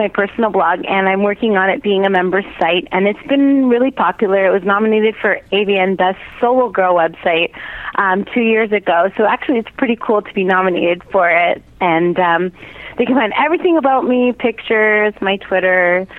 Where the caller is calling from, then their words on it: Toronto, Ontario, Canada; from Toronto.